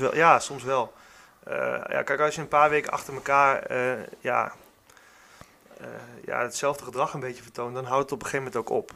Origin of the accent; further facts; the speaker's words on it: Warnsveld, Gelderland, Netherlands; also born or lived in Zutphen; kom ik zelf uit Warnsveld. daar heb ik, ben ik opgegroeid